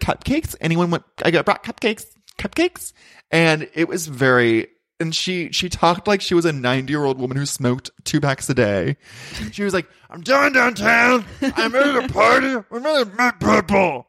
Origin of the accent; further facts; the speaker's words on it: Ventura, California, United States; moved away; I grew up in Ventura and it's my hometown.